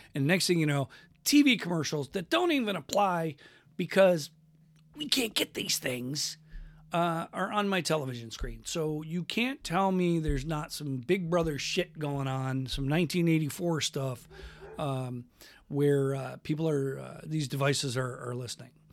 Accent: Western New York, United States; now in Washington, United States; where I grew up in Western New York, we had Hess gas stations

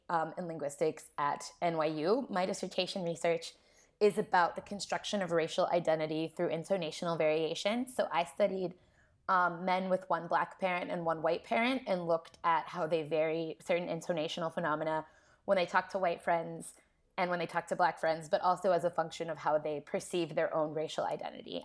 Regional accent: Columbus, Ohio, United States; moved away as an adult; also born or lived in New York; I grew up in Columbus, Ohio, so not so far from Kentucky

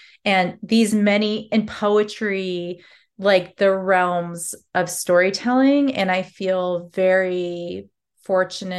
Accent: Alaska, United States; I felt invisible as an Alaska Native young girl at that time, and even to my teens, 20s in my own, you know, home state

